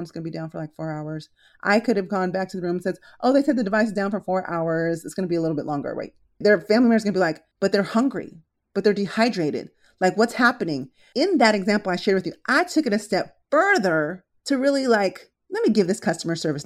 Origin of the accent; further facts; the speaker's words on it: Philippines; also born or lived in San Diego; now in Los Angeles, United States; I was actually born in the Philippines, then we moved to San Diego, and now I'm here